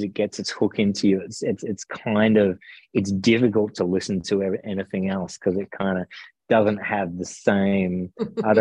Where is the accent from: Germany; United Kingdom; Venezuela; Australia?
Australia; Melbourne, Victoria; also born or lived in South Gippsland; so I grew up in Melbourne and then moved to South Gippsland in about year 8 and a half, I think it was, of high school